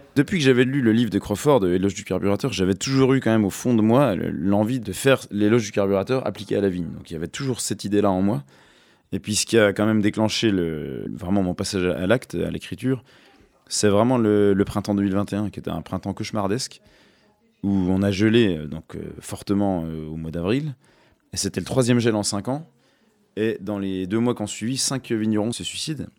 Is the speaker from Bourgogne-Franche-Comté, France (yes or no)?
yes; Jura, Bourgogne-Franche-Comté, France; je me sens quand même enraciné dans le Jura